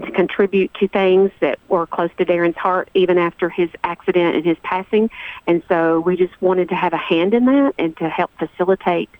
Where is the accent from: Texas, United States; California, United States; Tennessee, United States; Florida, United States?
Tennessee, United States; Walter Hill community, Murfreesboro area; Oakland High School, which is also where I went to school. I was born and raised here as well.